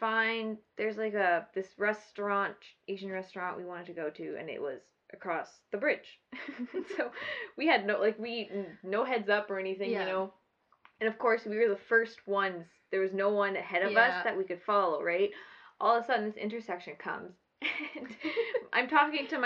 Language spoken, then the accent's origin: English; Edmonton, Alberta, Canada; moved away as an adult; now in Manitoba, Canada; I grew up in Edmonton, so it's different because I knew all the roads